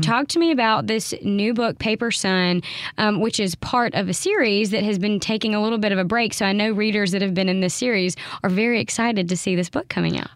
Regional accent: the South, United States; as a Southerner

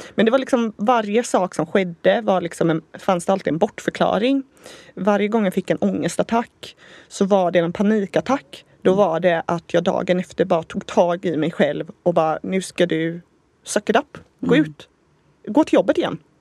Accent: Gothenburg, Västra Götaland, Sweden; also born or lived in San Diego, United States; Vi är ju båda från Göteborg

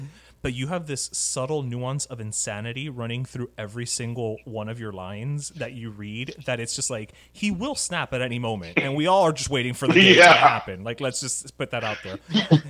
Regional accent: United States; him and I being Cuban American. I mean, we, you know, we're Hispanic. We, you know, we're born in this country

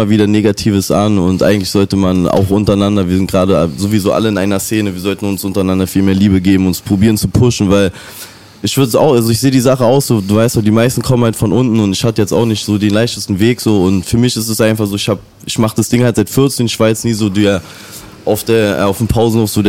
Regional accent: Berlin, Germany; ich bin groß geworden in Reinickendorf und ähm, also in keinem reichen Verhältnis oder so.

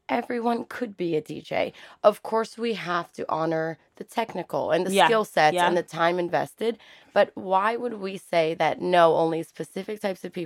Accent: New York City, New York, United States; born and raised in Harlem

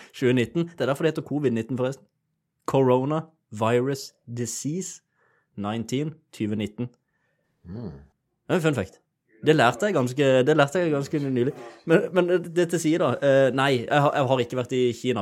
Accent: Sørlandet, Norway; jeg er sørlending

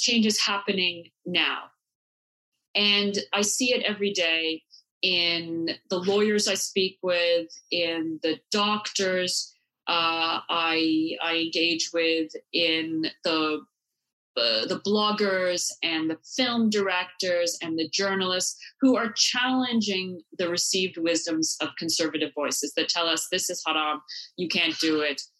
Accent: Canada; I grew up in Canada

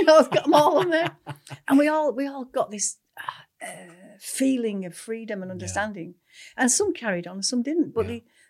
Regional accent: Manchester, North West England, United Kingdom; born there; Well, I was born in Manchester.

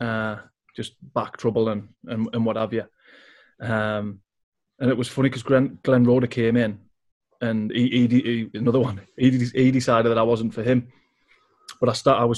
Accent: North East England, United Kingdom; also born or lived in Doncaster; I lived in the North East most of my life.

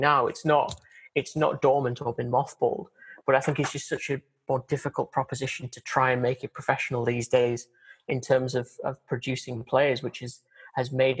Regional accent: Durham, North East England, United Kingdom; also born or lived in Newcastle; I grew up in Durham but was born in Newcastle

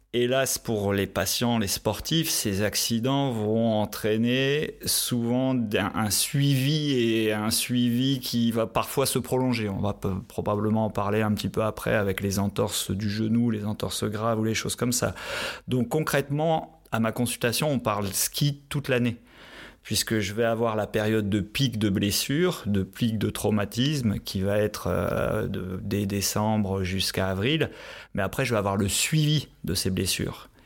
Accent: northern France, France; moved away as an adult; also born or lived in Qatar / Pau, France / Grenoble, France; now in Switzerland; je viens du nord de la France, donc le ski se fait sur les terrils dans le nord de la France

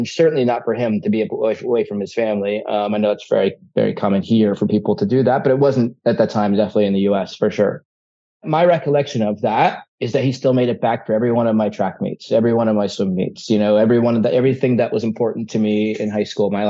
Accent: Atlanta, Georgia, United States; also born or lived in Ohio; I was born in Ohio, grew up in Hotlanta, though. Atlanta, Georgia.

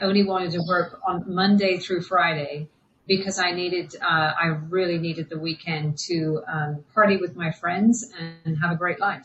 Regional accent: England, United Kingdom; we grew up in England, but my parents were moving back to Ireland

